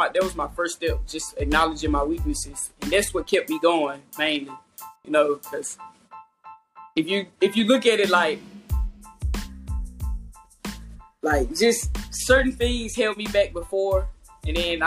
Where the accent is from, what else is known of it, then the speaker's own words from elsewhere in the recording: Shreveport, Louisiana, United States; moved away as an adult; now in Atlanta, United States; I'm from Shreveport, Louisiana. Small town